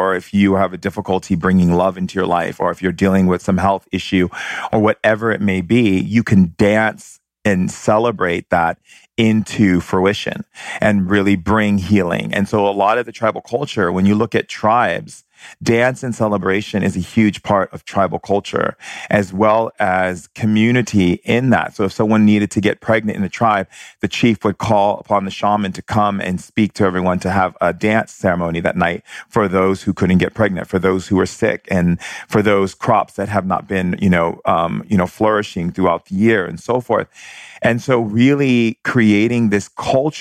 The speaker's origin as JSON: {"language": "English", "town": "San Francisco", "region": "California", "country": "United States", "tie": "born or raised there", "also_born_or_lived": "Hawaii", "said": "I grew up a lot in San Francisco and Hawaii, and I spent a lot of time in San Francisco."}